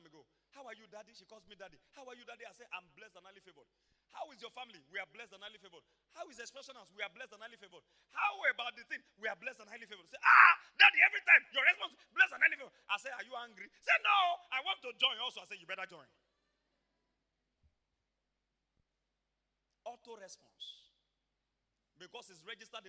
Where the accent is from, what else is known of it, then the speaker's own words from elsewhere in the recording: Iboropa-Akoko, Ondo, Nigeria; I come from Iboropakoko, Ondo State, Nigeria